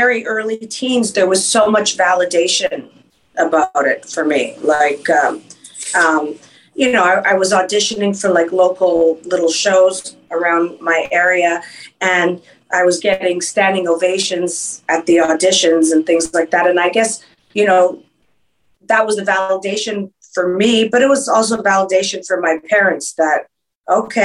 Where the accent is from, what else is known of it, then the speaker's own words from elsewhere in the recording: Montreal, Quebec, Canada; first language French; English is a second language; moved away as an adult; now in New York, United States; I was born and raised in Montreal, Quebec